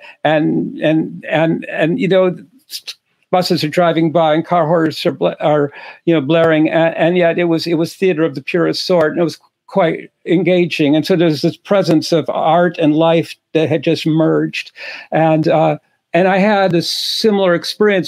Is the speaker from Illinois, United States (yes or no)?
yes; Chicago, Illinois, United States; as an 11-year-old in Chicago trying to learn the guitar